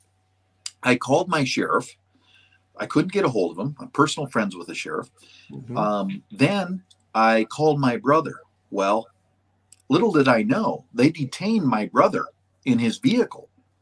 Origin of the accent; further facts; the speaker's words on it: Western North Dakota, United States; I'm from Western North Dakota. It is a different country.